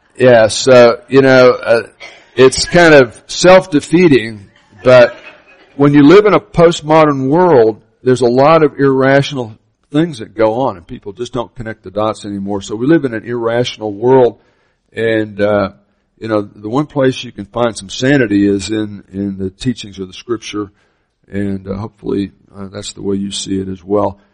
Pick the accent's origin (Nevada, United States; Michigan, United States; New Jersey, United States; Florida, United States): Florida, United States; Miami; I grew up in Miami, Florida